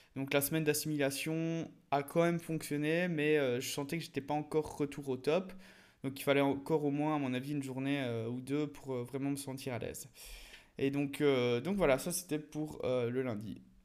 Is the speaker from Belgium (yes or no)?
yes; Belgium; en tant que petit belge pays plat